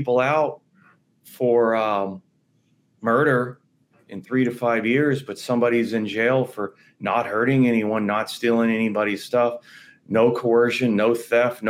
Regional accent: Texas, United States; I'm a Texan

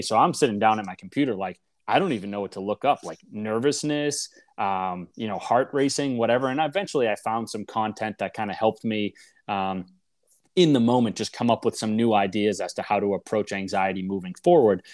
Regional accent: Boston, Massachusetts, United States; I grew up in Boston in a suburb just north uh, of the city.

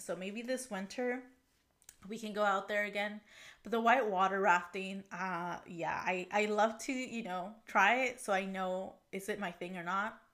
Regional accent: Portland, Oregon, United States; also born or lived in Puebla, Mexico; I grew up in this area

